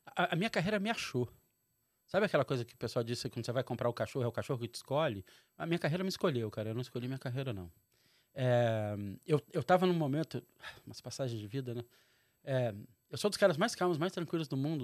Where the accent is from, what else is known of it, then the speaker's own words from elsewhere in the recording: Brasília, Federal District, Brazil; moved away as an adult; also born or lived in Rio de Janeiro; nascido e criado em Brasília, pai mineiro do interior, mãe carioca